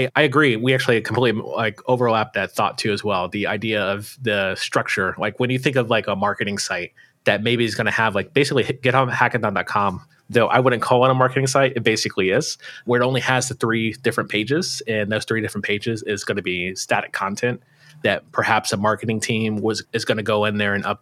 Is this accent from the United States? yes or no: yes; United States; accent: American; my American accent